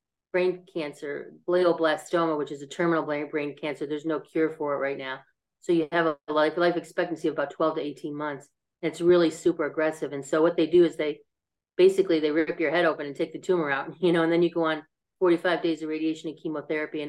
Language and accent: English; Buffalo, New York, United States; moved away as an adult; I lived in Buffalo until I went away to college